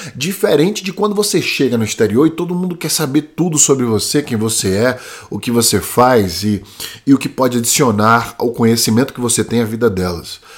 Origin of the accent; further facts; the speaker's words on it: Brazil; moved away as an adult; also born or lived in China; a idade que eu saí do Brasil, 20 anos